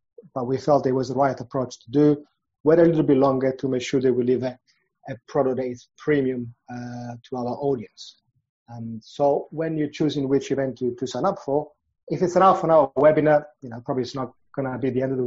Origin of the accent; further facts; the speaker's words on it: Milan, Lombardy, Italy; moved away as an adult; now in London, United Kingdom; I'm originally from Milan and moved from Italy to London after finishing my studies.